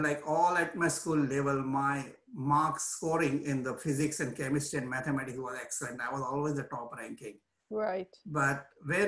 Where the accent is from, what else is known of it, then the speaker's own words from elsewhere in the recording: Mumbai, Maharashtra, India; I was born in Mumbai. And I was born in a very middle-class family.